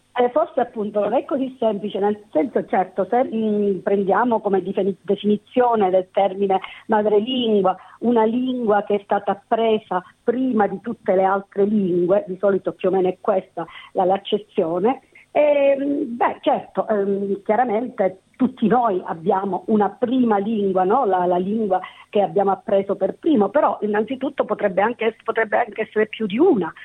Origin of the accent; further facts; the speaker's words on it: Sicily, Italy; first language Italian; now in Sydney, Australia; sono cresciuta con il siciliano e l'italiano, sono cresciuta in Sicilia